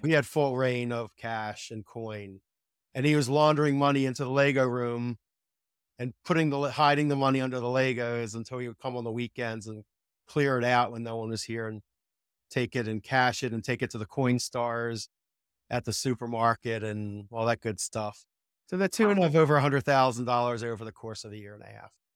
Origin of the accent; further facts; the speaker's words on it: Philadelphia, Pennsylvania, United States; I grew up in Ph, Philadelphia